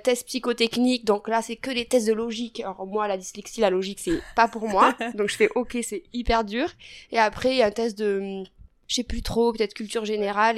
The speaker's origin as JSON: {"language": "French", "town": "Figeac", "region": "Occitania", "country": "France", "tie": "born or raised there", "said": "j'ai grandi à Figeac dans le Lot."}